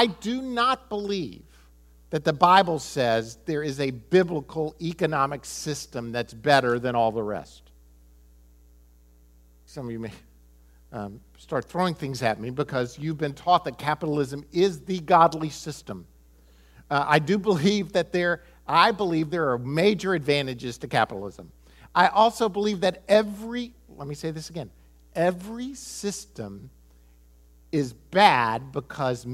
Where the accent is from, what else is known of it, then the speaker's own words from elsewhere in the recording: United States; I'm American